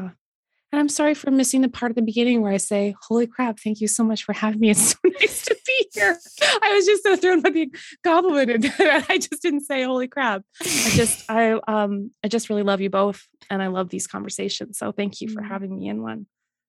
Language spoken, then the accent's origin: English; Canada